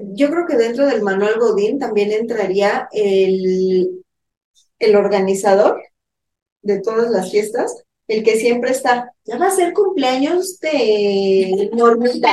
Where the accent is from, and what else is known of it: Mexico